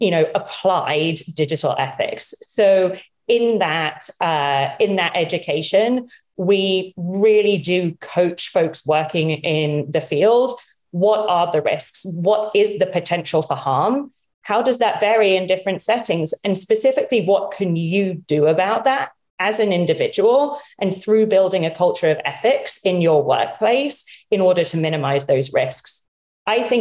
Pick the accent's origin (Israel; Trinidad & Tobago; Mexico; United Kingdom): United Kingdom; moved away as an adult; now in United States; Despite my accent, my mom's American